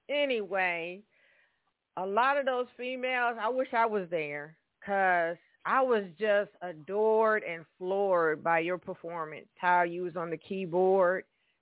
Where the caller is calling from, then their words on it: Evansville, Indiana, United States; I'm calling from Evansville, Indiana, everyone. Yes, this is … calling in from Evansville, Indiana.